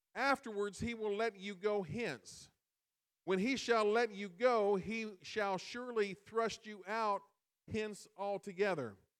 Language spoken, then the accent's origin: English; Illinois, United States; We live in we live in Illinois, and every every time you say I'm from I'm from Illinois